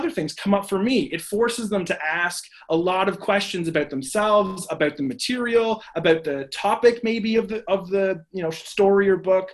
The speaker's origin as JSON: {"language": "English", "town": "Barrie", "region": "Ontario", "country": "Canada", "said": "I'm from the Barrie area"}